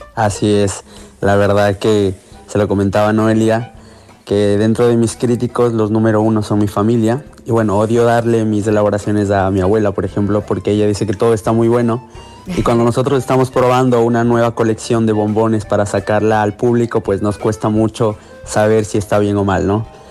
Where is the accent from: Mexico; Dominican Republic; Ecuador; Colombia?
Ecuador; moved away as an adult; also born or lived in Barcelona, Spain